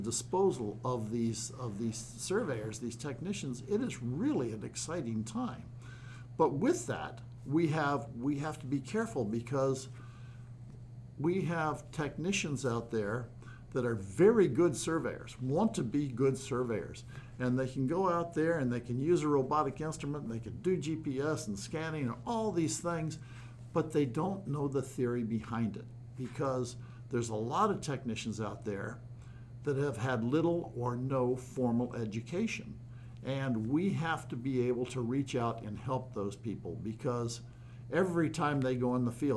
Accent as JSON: {"language": "English", "region": "Maryland", "country": "United States", "tie": "born or raised there", "also_born_or_lived": "Alberta, Canada / Washington State", "moved": "as an adult", "lives_now": "Washington, United States", "said": "I grew up in the Maryland area"}